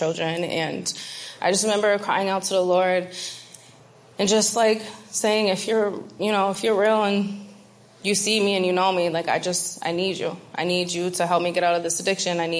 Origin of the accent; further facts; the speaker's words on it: Binghamton, New York, United States; I'm from Binghamton, New York